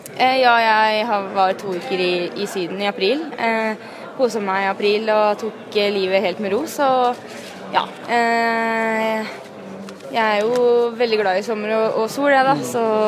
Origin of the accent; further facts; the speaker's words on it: Ytre Enebakk, Akershus, Norway; jeg er ei jente fra Ytre Enebakk